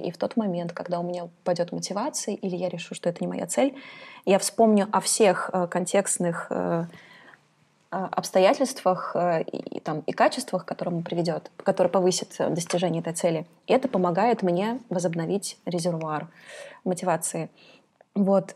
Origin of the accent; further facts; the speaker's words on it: Kazakhstan; now in Russia; я из Казахстана, и там такая средняя температура в году — это 30-35 градусов. И, конечно, я привыкла к солнцу